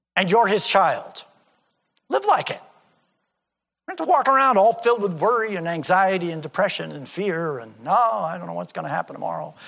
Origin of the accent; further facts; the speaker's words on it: United States; I'm an American